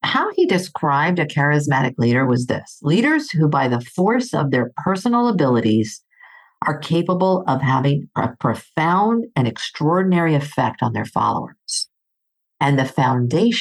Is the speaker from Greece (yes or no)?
yes; Greece; moved away; I grew up in Greece.